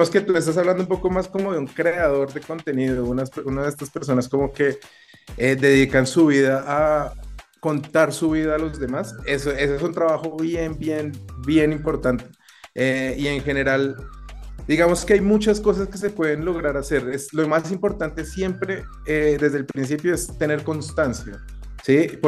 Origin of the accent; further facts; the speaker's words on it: Colombia; no solo somos, no solo somos los colombianos